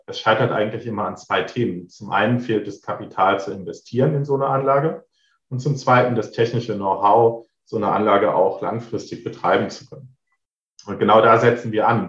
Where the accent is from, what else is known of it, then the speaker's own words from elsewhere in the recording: near Trier, Rhineland-Palatinate, Germany; moved away as an adult; also born or lived in Berlin; Ich komme aus der Nähe von Trier, ähm, habe halt auch in Trier mein, mein Bachelor gemacht und bin dann weggezogen